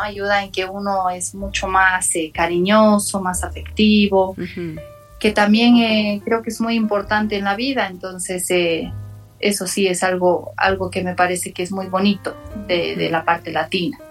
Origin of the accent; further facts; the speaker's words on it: La Paz, Bolivia; also born or lived in Japan; yo tengo mis, mis, ambos padres son japoneses, entonces obviamente yo me veo como una japonesa y, siempre sentía que no encajaba mm. aquí en Bolivia